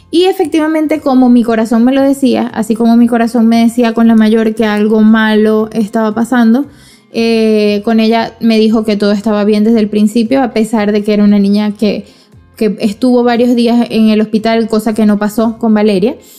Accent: Venezuela; moved away as an adult

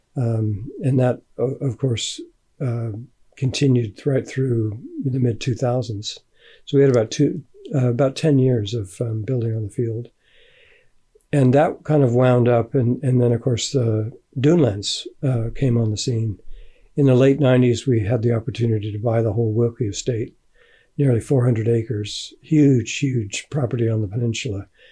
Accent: United States; moved away as an adult; also born or lived in England; now in Findhorn, United Kingdom; I grew up in America

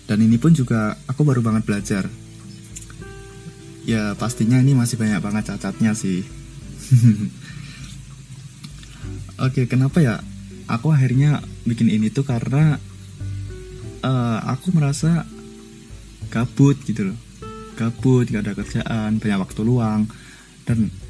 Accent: Surakarta, Central Java, Indonesia; born there; dan aku lahir di Solo.

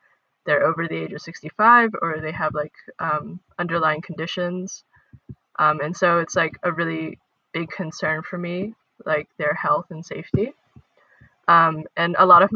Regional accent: Dallas, Texas, United States; I'm from Dallas, Texas.

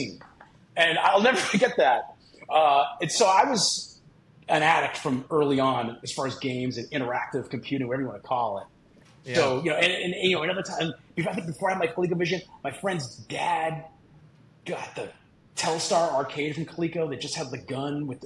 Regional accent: Boston, Massachusetts, United States; I grew up in Boston, the Boston area

